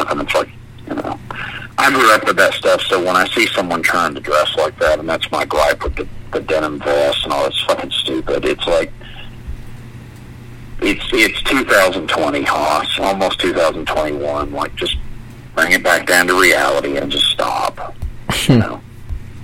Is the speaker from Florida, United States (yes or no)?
yes; Florida, United States; I did vocals and played bass in many different death metal bands growing up in Florida.